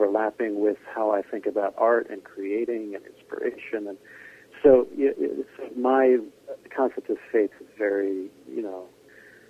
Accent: Scarsdale, New York, United States; accent: New York; also born or lived in Ireland; I grew up in a town, a suburb of New York called Scarsdale, New York

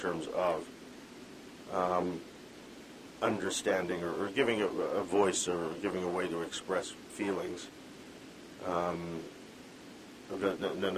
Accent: Vancouver, British Columbia, Canada; I grew up in Vancouver

